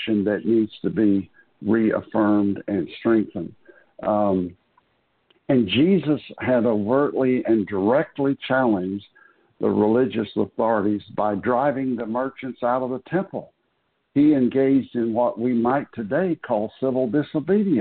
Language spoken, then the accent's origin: English; Florida, United States; When I grew up in Florida